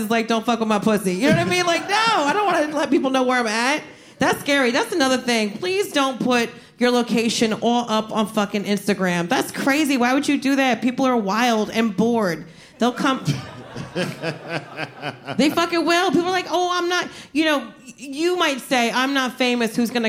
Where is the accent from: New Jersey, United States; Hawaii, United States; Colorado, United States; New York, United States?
New Jersey, United States; Yeah, I'm from Jersey. Like, you learn how to fight, like, before you learn how to write your name.